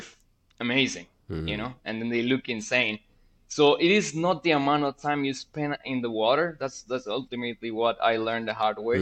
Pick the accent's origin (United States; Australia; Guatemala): Guatemala; I am from Guatemala originally.